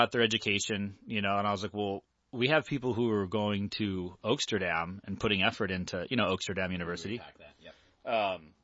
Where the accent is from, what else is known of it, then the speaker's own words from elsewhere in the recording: Lake Forest, California, United States; we're from Orange County, so in Lake Forest, California, which is where I'm from initially